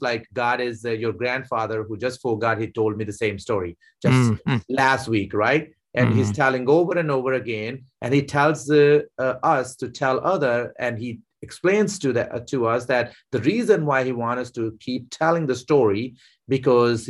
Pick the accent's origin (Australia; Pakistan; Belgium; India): Pakistan; moved away; I was born and raised in Pakistan